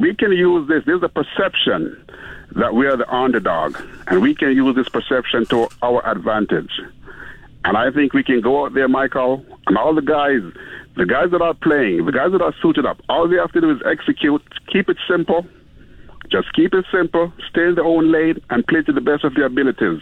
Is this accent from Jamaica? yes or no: yes; Jamaica; now in Canada; from the island, from the Caribbean, Jamaican